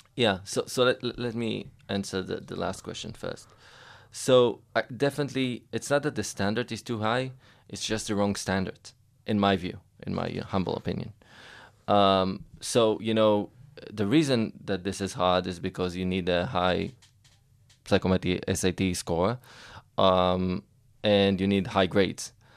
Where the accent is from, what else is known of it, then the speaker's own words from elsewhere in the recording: Israel; I grew up actually not far from here, in Atzeria, uh, by the beach